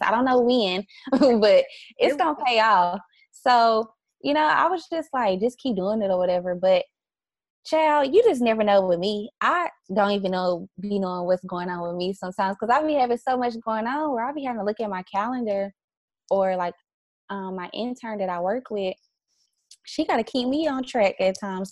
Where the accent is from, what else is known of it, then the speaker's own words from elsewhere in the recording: the South, United States; also born or lived in New York; now in Dallas, United States; I'm from the South